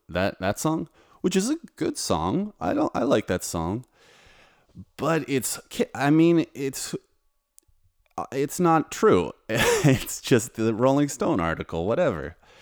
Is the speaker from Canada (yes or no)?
yes; Canada; now in Warsaw, Poland; I'm a composer, producer, and DJ living in Poland, but I'm from Canada